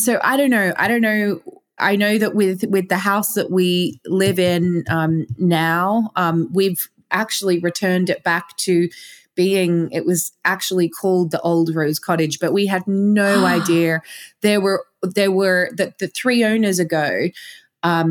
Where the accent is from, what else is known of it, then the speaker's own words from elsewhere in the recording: Australia; accent: Australian; moved away as an adult; also born or lived in London; now in Glastonbury, United Kingdom; I was born in Australia. I lived in London for 15 years and now I live in Glastonbury. Now I still have an Australian accent